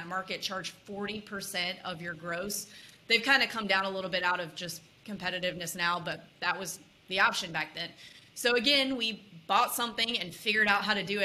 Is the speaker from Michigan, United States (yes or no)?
no; Mississippi, United States; moved away as an adult; also born or lived in Austin, Texas / Los Angeles / New York; now in Nashville, United States; I grew up in Mississippi, went to University of Texas on a soccer scholarship